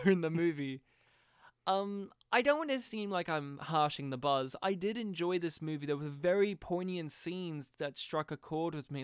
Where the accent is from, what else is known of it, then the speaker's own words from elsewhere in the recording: Australia; as an Australian, and as a young Australian